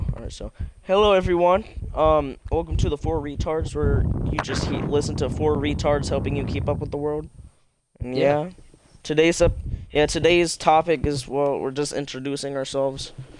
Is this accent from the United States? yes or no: yes; California, United States; now in Oregon, United States; I am the old man of the group. I am 16 years old. And I live in Oregon, and I am from California.